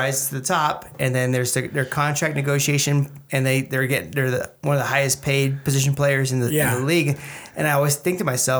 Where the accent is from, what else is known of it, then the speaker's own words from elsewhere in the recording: Los Angeles, California, United States; I'm from Los Angeles